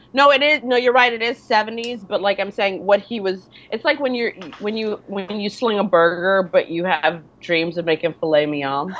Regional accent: Detroit, Michigan, United States; now in New York, United States; I'm from Michigan. I'm from Detroit.

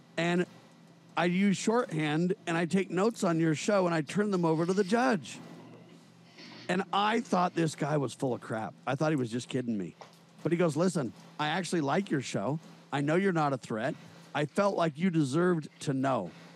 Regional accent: Southern California, United States; I was born and raised in Southern California

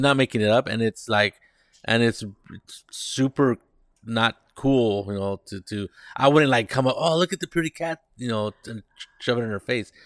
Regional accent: Monterey, California, United States; now in San Jose, United States; I grew up in Monterey, which is a county just south of us

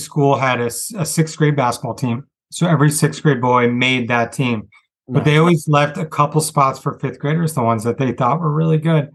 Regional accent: Santa Rosa, California, United States; also born or lived in San Francisco; raised up in Santa Rosa, about an hour and a half north.

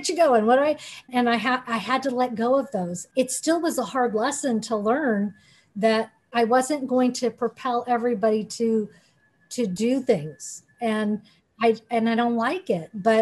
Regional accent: Hawaii, United States; I'm from Hawaii, I'm Hawaiian Japanese

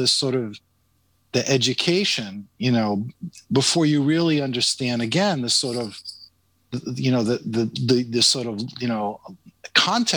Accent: New York, United States; I grew up in New York, so we had WABC AM

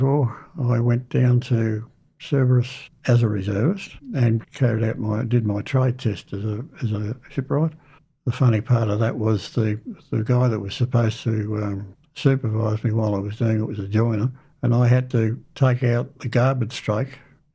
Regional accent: Kew, Victoria, Australia; I was born in Kew, Victoria, on the 7th of January 1944

